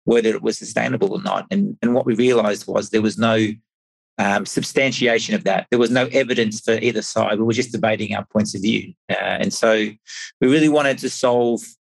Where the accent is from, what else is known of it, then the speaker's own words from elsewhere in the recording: Australia; moved away as an adult; now in Europe; I'm originally from Australia, but been living in Europe for 15 years